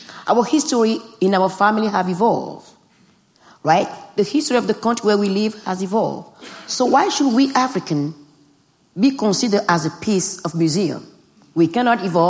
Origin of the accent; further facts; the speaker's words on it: Benin; English is a second language; moved away; growing up in Benin